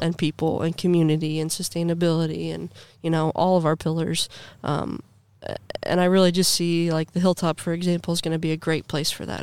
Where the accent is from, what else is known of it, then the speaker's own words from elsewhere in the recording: Granville, Ohio, United States; I grew up in Granville, Ohio